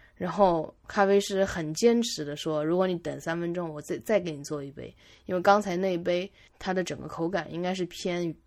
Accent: Jiangsu, China; moved away as an adult; 我都，都在江苏省，从来没有出过省

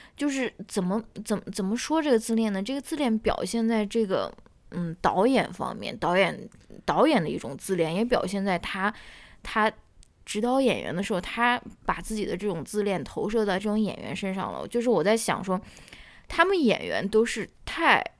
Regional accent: northern China, China; 我是一个北方人

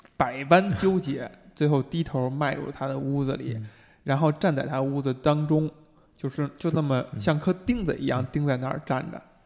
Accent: China; 作为中国人

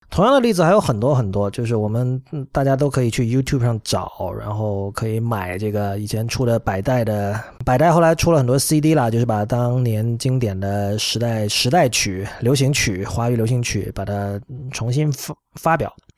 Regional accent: Shenzhen, Guangdong, China; 我作为一个在深圳长大的人，当年这个春游还有学校组织各种活动，我没少去这样的地方

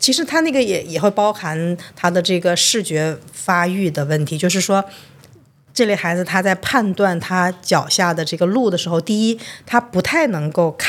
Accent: China; 因为我们中国人一听“障碍”这个词儿就觉得不好

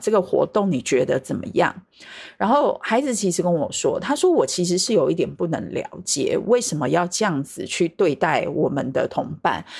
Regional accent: Taiwan; 我是来自台湾的神秘嘉宾

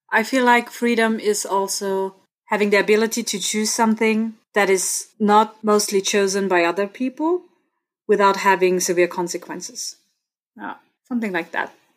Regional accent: Innsbruck, Tyrol, Austria; accent: Austrian; first language German; English is a second language; So I was born and raised in Innsbruck and I live here again now.

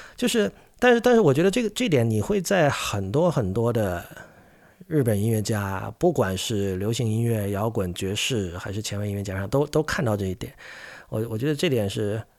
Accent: China; 像我这一代，我出生于一九八零年嘛，的中国乐迷

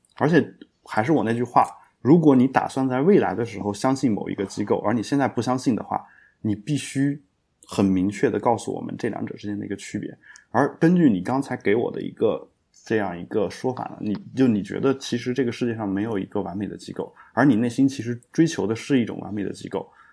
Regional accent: China; 我们中国人

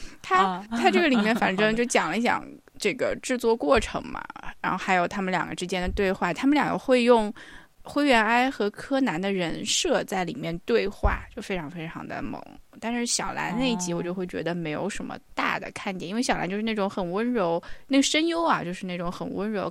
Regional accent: Hangzhou, Zhejiang, China; 首先，我作为一个杭州人，我可能一共去过三次岳王庙

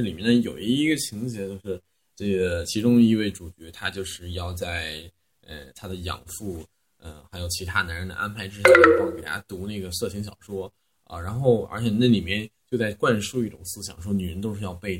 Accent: Xuzhou, Jiangsu, China; 因为我们那儿呃我是来自江苏徐州，虽然是江苏，但是我们那边是非常北方的方言，呃比较像山东人吧。

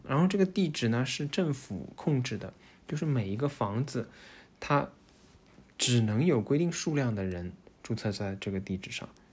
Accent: Shanghai, China; moved away as an adult; now in Netherlands; 我们上海人就会被说排外

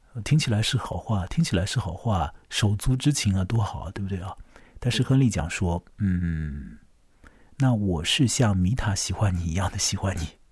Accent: China; 大概对于我们中国人来讲的话

